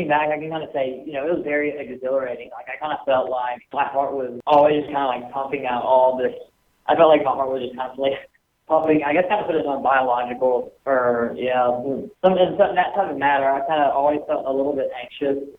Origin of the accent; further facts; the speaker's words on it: Tuscaloosa, Alabama, United States; I'm from Tuscaloosa, and I go to school there, so it'll always be home.